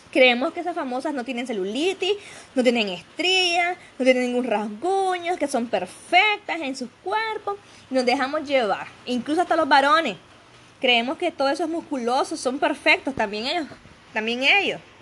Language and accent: Spanish; Nicaragua; le decimos acá en Nicaragua